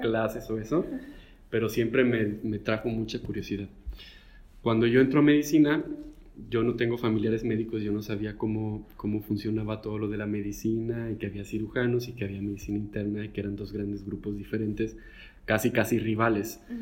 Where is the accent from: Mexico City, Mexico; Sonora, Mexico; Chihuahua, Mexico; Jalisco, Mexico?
Jalisco, Mexico; Guadalajara; now in Monterrey, Mexico; yo de hecho soy originario de Guadalajara, pero pues el, viento me trajo al norte.